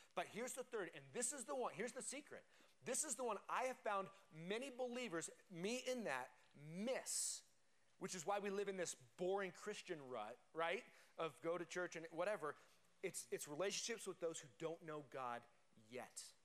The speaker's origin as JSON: {"language": "English", "region": "Colorado", "country": "United States", "tie": "born or raised there", "said": "I grew up in Colorado"}